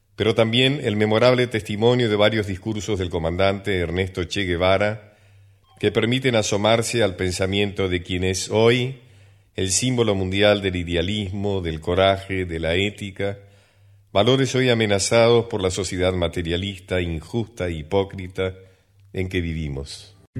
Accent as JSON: {"language": "Spanish", "country": "Argentina", "said": "siendo ambos argentinos y pertenecientes a la misma clase social"}